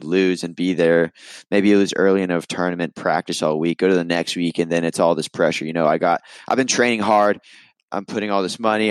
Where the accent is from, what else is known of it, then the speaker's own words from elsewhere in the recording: California, United States; Growing up in California, in the US